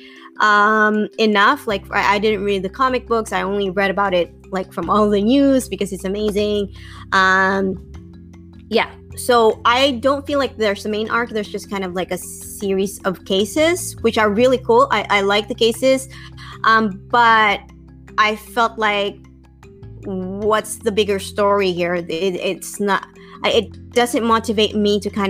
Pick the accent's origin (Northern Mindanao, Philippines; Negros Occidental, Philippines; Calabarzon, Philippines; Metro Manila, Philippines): Negros Occidental, Philippines; Bacolod; moved away; also born or lived in Manila; I grew up in Bacolod